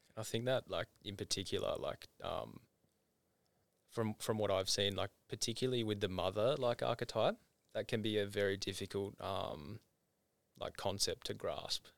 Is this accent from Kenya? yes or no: no; Tasmania, Australia; moved away; growing up in Tassie